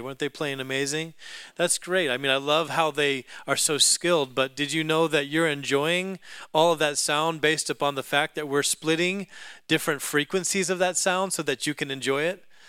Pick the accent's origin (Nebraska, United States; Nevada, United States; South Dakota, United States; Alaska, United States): Alaska, United States; I grew up in Alaska